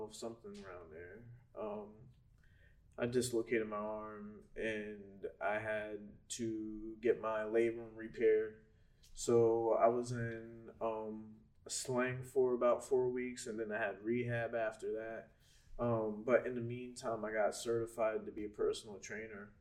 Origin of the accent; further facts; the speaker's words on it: Fairless Hills, Pennsylvania, United States; also born or lived in England; I'm from Fairless Hills